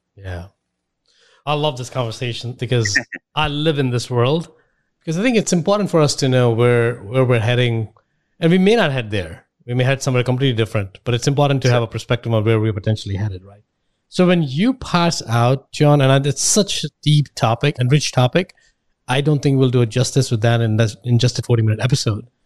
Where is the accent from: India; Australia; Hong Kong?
India; moved away as an adult; I'm from India. I left India about 10, 15 years ago.